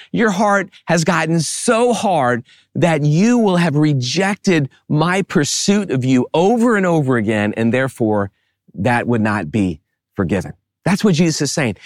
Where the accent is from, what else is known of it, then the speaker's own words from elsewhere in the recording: New Orleans, Louisiana, United States; I grew up in the New Orleans area